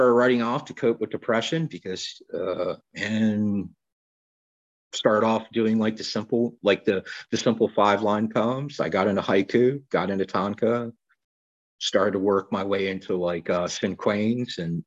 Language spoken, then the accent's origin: English; Baltimore, Maryland, United States; moved away as an adult; now in Florida, United States; I was born in Baltimore, Maryland